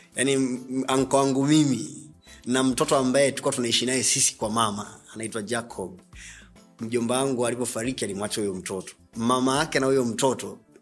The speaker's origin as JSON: {"language": "Swahili", "region": "Dar es Salaam", "country": "Tanzania", "moved": "yes", "said": "nimeisha hayo maisha hapo keko kwa Keko mpaka natoka kwa utachilambo nimetokea Keko Magulumbasi"}